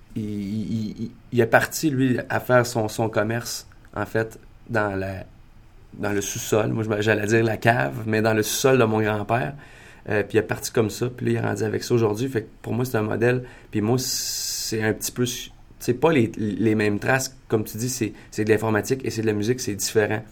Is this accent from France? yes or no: no; Maniwaki, Quebec, Canada; moi, je viens de Maniwaki. Je viens de Maniwaki, qui est une petite ville euh, dans le nord de l'Outaouais